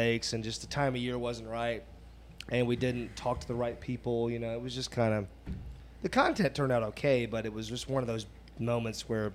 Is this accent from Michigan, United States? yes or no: no; North Florida, United States; also born or lived in Gainesville, Florida; I just grew up in North Florida